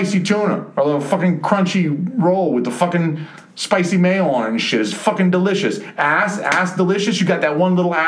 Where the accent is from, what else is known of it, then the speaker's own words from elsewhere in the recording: Atlanta, Georgia, United States; now in New Hampshire, United States; I'm from Atlanta, where you could get ethnic foods